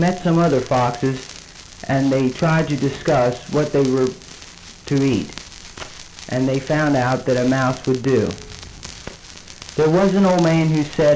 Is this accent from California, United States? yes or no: no; Westminster, Maryland, United States; moved away as an adult; now in Baltimore, United States; lived most of my life in Westminster